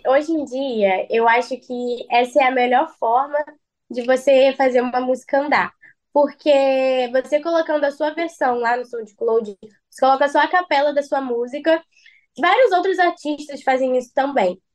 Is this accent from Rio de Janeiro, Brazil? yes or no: yes; Rio de Janeiro, Brazil; eu sou da Zona Oeste, Rio de Janeiro, Bangu